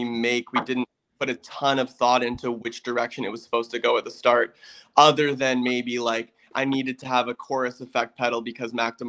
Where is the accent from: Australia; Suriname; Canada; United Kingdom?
Canada; growing up in Canada and stuff and playing in a band